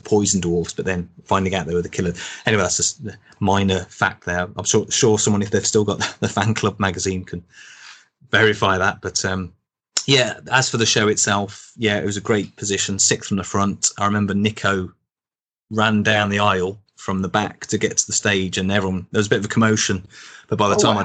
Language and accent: English; Birmingham, West Midlands, United Kingdom; now in Manchester, United Kingdom; I'm from Birmingham originally. I now live in Manchester